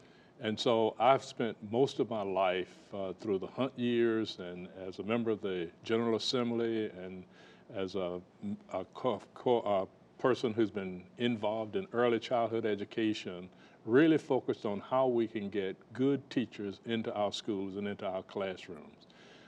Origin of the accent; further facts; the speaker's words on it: Southern United States, United States; In the South, yes. I'm a Southerner.